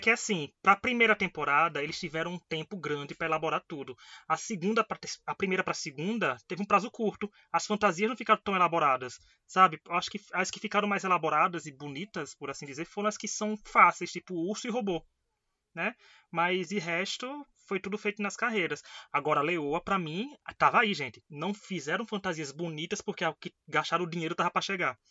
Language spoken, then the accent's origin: Portuguese; Northeast Region, Brazil; eu que sou aqui do Nordeste